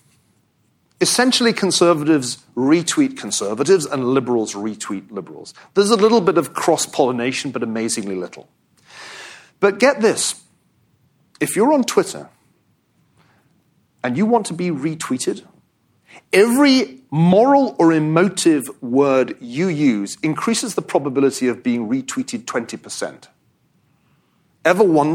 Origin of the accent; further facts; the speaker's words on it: Glasgow, Scotland, United Kingdom; I'm from Scotland. I think we don't have tribes in Scotland. I mean, I grew up in Glasgow.